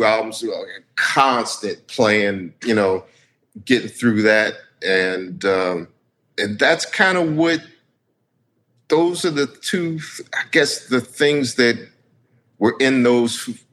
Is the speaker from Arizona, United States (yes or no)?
no; Washington, District of Columbia, United States; moved away as an adult; now in California, United States; I'm originally from Washington, D.C.